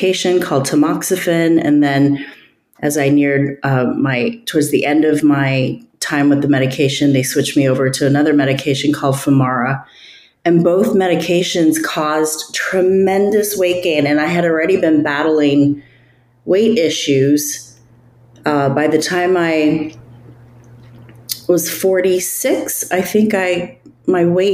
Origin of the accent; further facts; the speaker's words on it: United States; also born or lived in Northern California; coming from an Asian family, I'm Chinese American